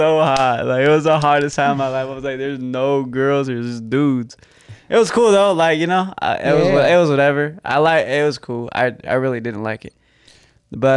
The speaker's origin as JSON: {"language": "English", "town": "Beaumont", "region": "California", "country": "United States", "tie": "born or raised there", "also_born_or_lived": "Redlands, California / Yucaipa, California", "said": "Grew up in Beaumont most of my life, though. That's where I went to middle school, high school."}